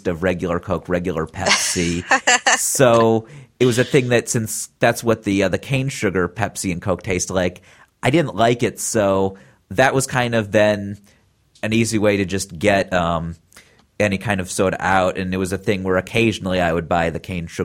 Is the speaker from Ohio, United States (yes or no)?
yes; Cleveland, Ohio, United States; now in California, United States; I'm from Cleveland.